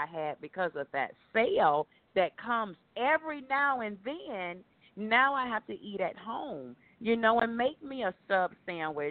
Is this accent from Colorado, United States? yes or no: no; Jacksonville, Florida, United States; I am originally from Jacksonville, Florida